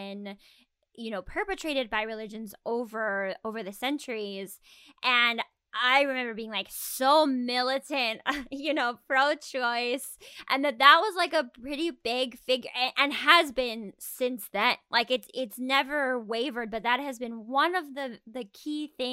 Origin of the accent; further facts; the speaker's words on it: Arizona, United States; moved away; I'm from Arizona, and so when I was in Tucson